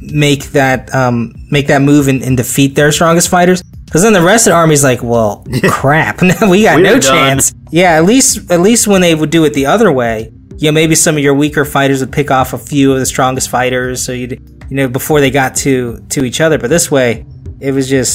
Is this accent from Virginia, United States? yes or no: yes; Virginia, United States; I grew up in Virginia originally